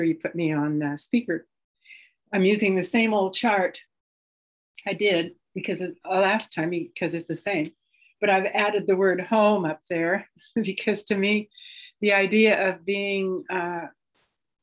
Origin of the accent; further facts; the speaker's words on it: Portland, Oregon, United States; I'm from Portland, Oregon